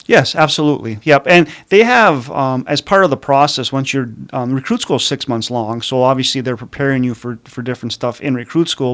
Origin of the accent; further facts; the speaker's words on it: Calumet, Michigan, United States; also born or lived in Marquette, Michigan; born and raised in Calumet